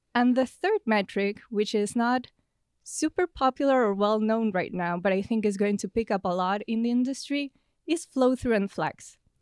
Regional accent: Buenos Aires, Argentina; moved away as an adult; now in United States; I'm originally from Buenos Aires in Argentina, and I came to the U S at the end of twenty seventeen.

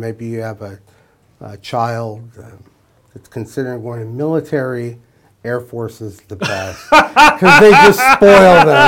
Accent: Bakersfield, California, United States; I grew up in here in Bakersfield

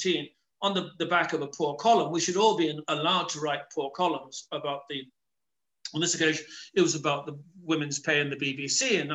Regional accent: Leicester, East Midlands, United Kingdom; also born or lived in Dublin, Ireland; now in Ireland; I am perceived as an Englishman. I was born in Leicester, but my family were Irish, but I went to University College Dublin. But my accent portrays me as not being authentically Irish.

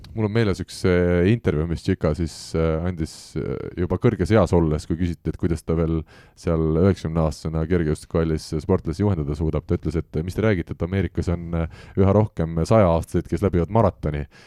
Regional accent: Tallinn, Harju County, Estonia; me mõlemad oleme ikkagi Tallinna poisid

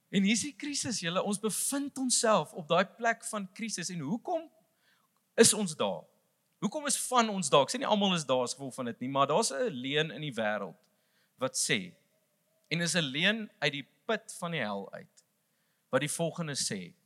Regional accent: South Africa; vir ons as Suid-Afrikaners

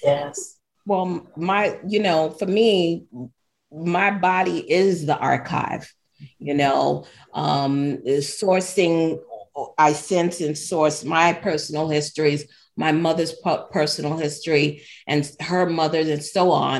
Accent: New York, United States; being born and raised in New York

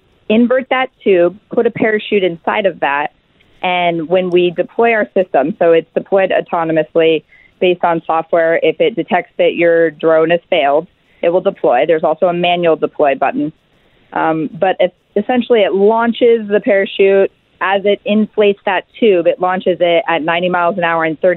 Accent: Alaska, United States; we're six founders from Alaska.

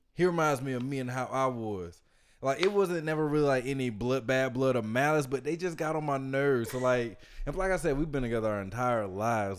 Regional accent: Georgia, United States; we're all from Georgia

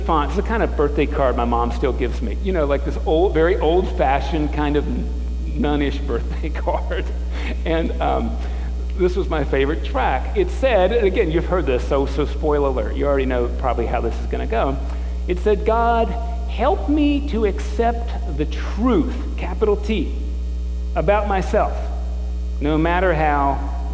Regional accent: United States; being born American

